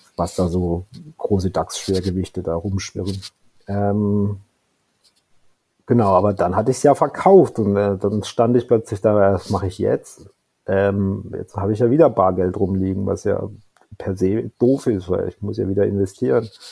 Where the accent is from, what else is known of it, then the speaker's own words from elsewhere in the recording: Karlsruhe, Baden-Württemberg, Germany; 1978 geboren in Karlsruhe